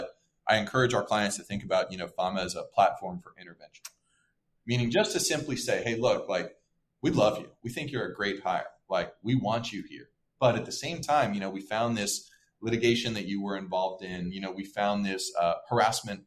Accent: Portland, Oregon, United States; I grew up in Portland

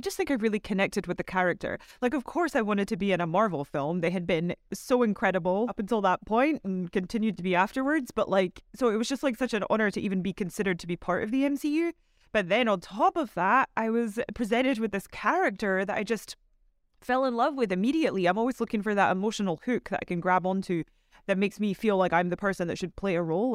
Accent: Scotland, United Kingdom; so I'm from Scotland

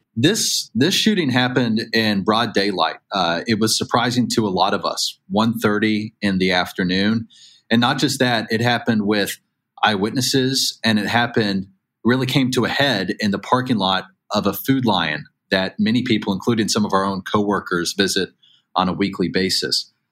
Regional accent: Chattanooga, Tennessee, United States; now in Newport News, United States; my hometown um, in, in Hamilton County area of Chattanooga, Tennessee.

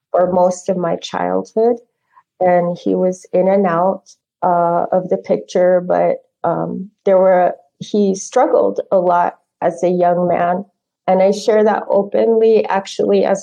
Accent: Phoenix, Arizona, United States; also born or lived in Four Corners; Uh, we moved a lot. Um, I grew up mostly in the Southwest in the Phoenix Valley and in the Four Corners area. So that's where I grew up.

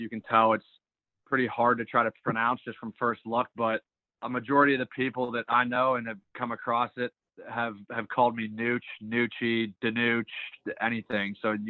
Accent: Pittsburgh, Pennsylvania, United States; also born or lived in Atlanta; I was born in Atlanta, Georgia. I was 1 year old. We moved to Ohio. My brother was born there. And then I've been in Pittsburgh, PA since I've been 3 years old. So I like to say I'm kind of born and raised here

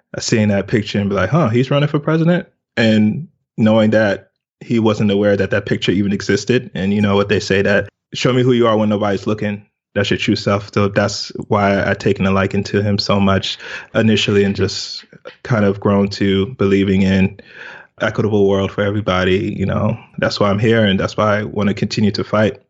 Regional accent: United States; also born or lived in Lagos, Nigeria; was immigrated to America, uh, when I was two. So I was basically raised in America.

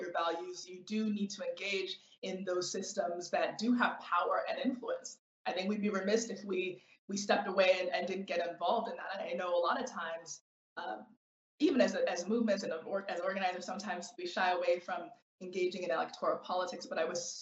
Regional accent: United States; as a Nigerian American

